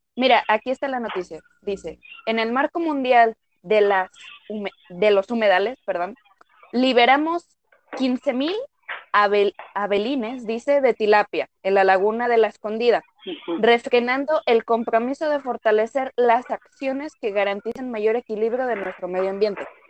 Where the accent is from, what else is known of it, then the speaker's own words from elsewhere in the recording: Jalisco, Mexico; somos de México, somos de Jalisco